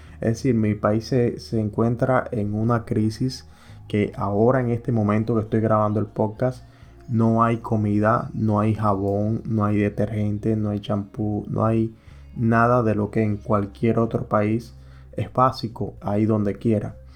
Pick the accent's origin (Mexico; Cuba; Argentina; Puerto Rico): Cuba; moved away as an adult; now in United States; yo soy cubano, yo soy emigrante que llegué aquí a los Estados Unidos